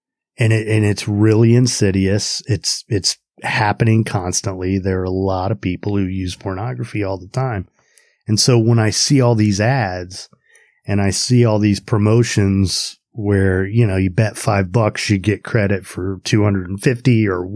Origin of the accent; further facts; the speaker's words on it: Indiana, United States; moved away as an adult; I grew up in Indiana and, moved back about a year ago